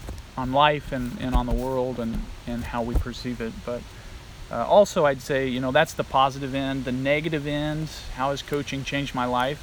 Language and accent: English; Illinois, United States; moved away as an adult; also born or lived in Kansas / Nebraska; now in Akron, United States; I grew up on, like I said earlier, a farm, and I'm from Illinois originally